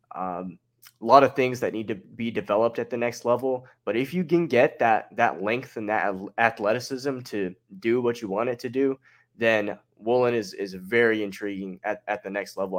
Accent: Salt Lake City, Utah, United States; I'm actually from Salt Lake City, Utah

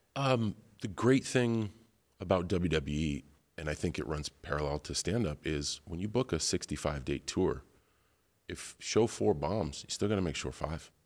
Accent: West Newbury, Massachusetts, United States; growing up in West Newbury, Massachusetts

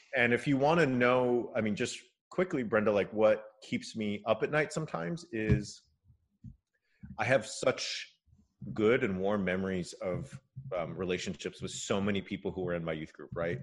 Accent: California, United States; My dad is Japanese American and I grew up in California

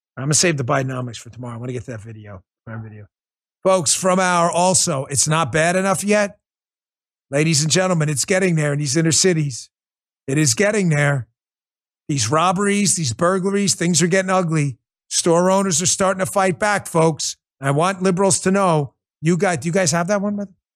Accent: New York City, New York, United States; When I grew up in New York City and I was a cop over there

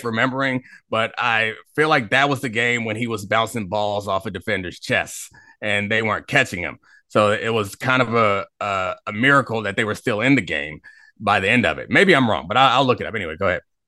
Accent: Baltimore, Maryland, United States; moved away as an adult; now in Washington, D.C., United States; I grew up in Baltimore

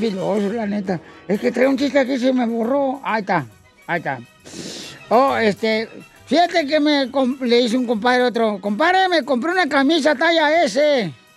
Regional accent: Sahuayo, Michoacán, Mexico; moved away; en mi tierra natal, Saguayo, Michoacán

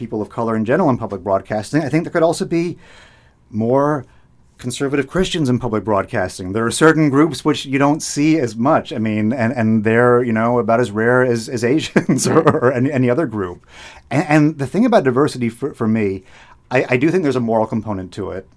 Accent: Boston, Massachusetts, United States; I was born in Boston

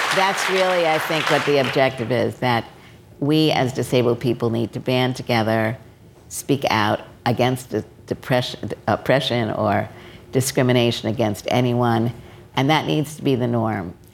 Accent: New York City, New York, United States; I grew up in Brooklyn

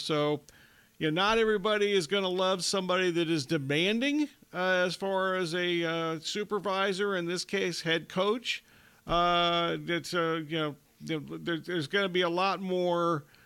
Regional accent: Ohio, United States; I grew up in Ohio

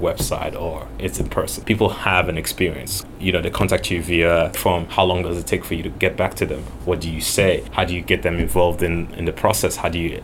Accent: Nigeria; I grew up in Nigeria, which is still a developing country.

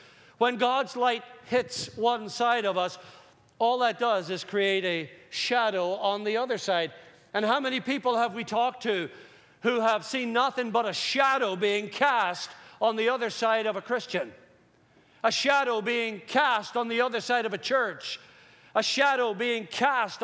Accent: Northern Ireland, United Kingdom; Growing up in Northern Ireland

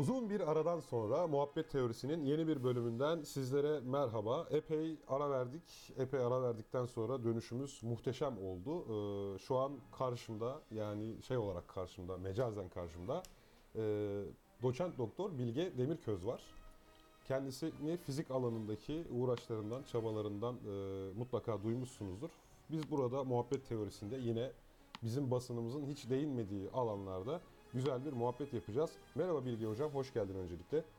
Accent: Eskişehir, Turkey; now in Istanbul, Turkey; ben de Eskişehirliyim

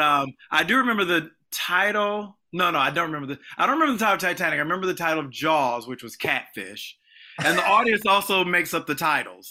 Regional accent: Illinois, United States; moved away as an adult; also born or lived in Los Angeles; grew up in Illinois, a small town

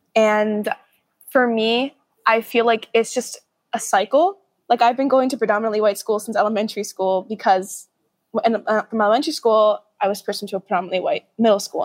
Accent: New York City, New York, United States; I'm from Brooklyn

